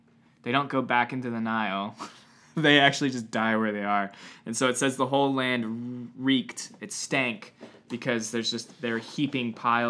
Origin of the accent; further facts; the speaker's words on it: New Hampshire, United States; But I do remember I grew up in New Hampshire for a hot second.